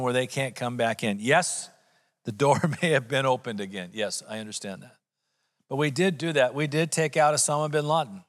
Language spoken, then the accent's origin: English; United States; as an American